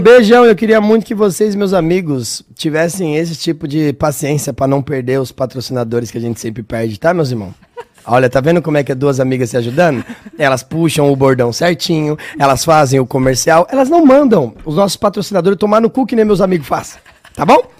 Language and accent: Portuguese; São Paulo, Brazil; Eu sou de São Paulo